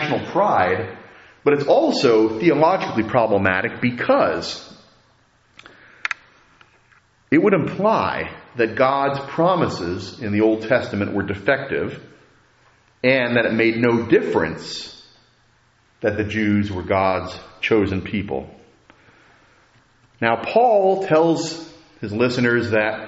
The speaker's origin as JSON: {"language": "English", "country": "United States", "said": "as Americans"}